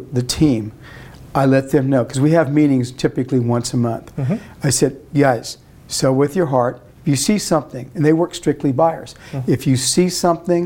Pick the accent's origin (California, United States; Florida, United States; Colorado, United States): California, United States; Arvin; I was raised out in Arvin, real close to the Tarver family